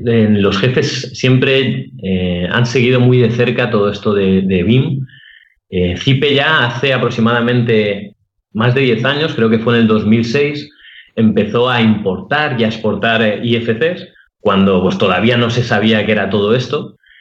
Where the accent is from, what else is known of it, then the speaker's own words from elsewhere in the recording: Alicante, Valencian Community, Spain; soy arquitecto de Alicante